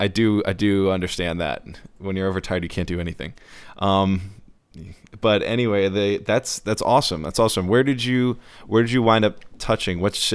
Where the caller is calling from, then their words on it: New York, United States; calling in from Astoria, New York.